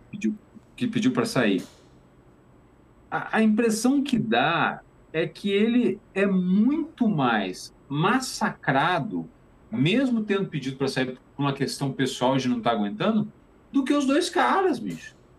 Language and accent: Portuguese; Juiz de Fora, Minas Gerais, Brazil; moved away; also born or lived in Tapetininga; eu nasci em Tapetininga, mas eu passei a minha, a minha adolescência em Juiz de Fora